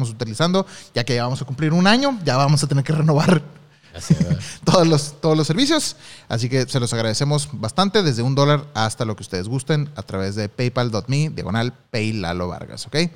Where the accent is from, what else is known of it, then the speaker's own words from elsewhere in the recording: Tabasco, Mexico; son trabajillos que he estado haciendo este que van saliendo acá en mi pueblo. Saludos desde Tabasco.